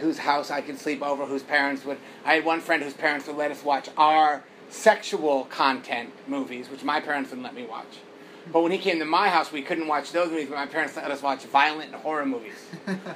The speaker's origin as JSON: {"language": "English", "country": "United States", "tie": "born or raised there", "said": "growing up in America"}